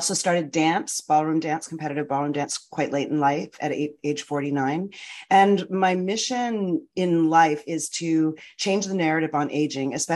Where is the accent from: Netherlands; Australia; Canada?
Canada; moved away as an adult; now in United States; I'm from Canada. I spent my first early career as a film and television actor